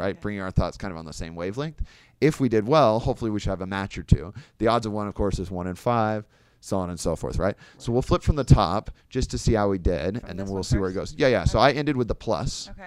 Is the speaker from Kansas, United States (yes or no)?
yes; Kansas, United States; now in Chicago, United States; I mean, I'm from Kansas originally, live in Chicago now